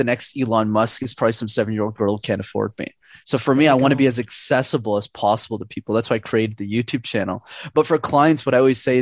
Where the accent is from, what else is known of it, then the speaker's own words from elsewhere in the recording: Montreal, Quebec, Canada; I'm born and raised in Montreal